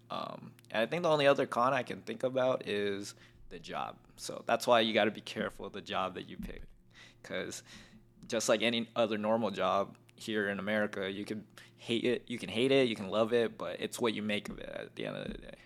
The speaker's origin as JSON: {"language": "English", "town": "North Las Vegas", "region": "Nevada", "country": "United States", "tie": "born or raised there", "also_born_or_lived": "Philippines / Glendale, California", "said": "I'm from Vegas 'cause I've lived here all my life."}